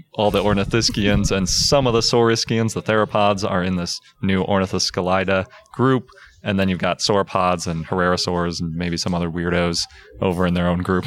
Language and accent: English; Milwaukee, Wisconsin, United States; born or raised there